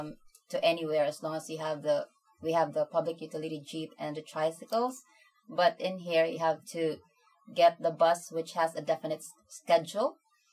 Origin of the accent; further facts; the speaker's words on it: Philippines; moved away as an adult; now in Australia; I am from the Philippines. I came here in 2016.